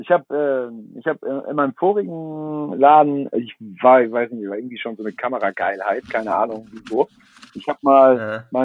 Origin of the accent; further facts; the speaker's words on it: Kiel, Schleswig-Holstein, Germany; jetzt als, als Kieler Jung, so fährt man mal nach Hamburg zu Christian Rach